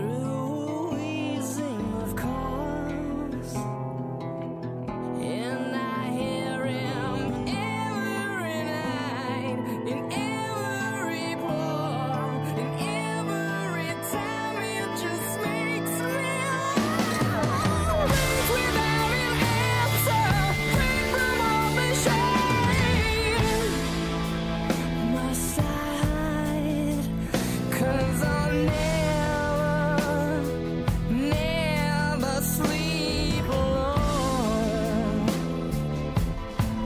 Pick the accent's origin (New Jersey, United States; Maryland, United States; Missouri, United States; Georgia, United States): Georgia, United States; Stone Mountain; I was born in Stone Mountain, actually, so I'm relatively familiar